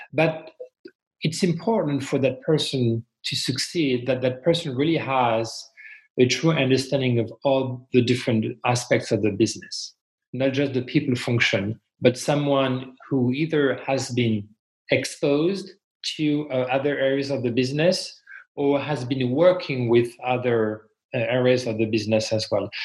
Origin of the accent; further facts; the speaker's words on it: France; English is a second language; moved away as an adult; also born or lived in Montreal, Canada; now in United States; I'm originally from France and then moved to Canada when I was, I think, 28